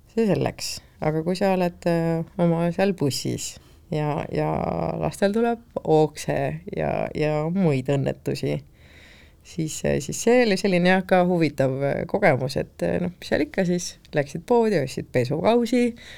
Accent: Estonia; tagasihoidliku eestlasena

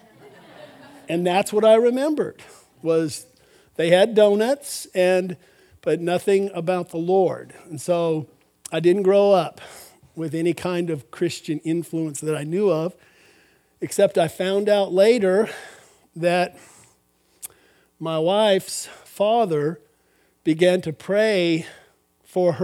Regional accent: Albuquerque, New Mexico, United States; I grew up in Albuquerque, New Mexico.

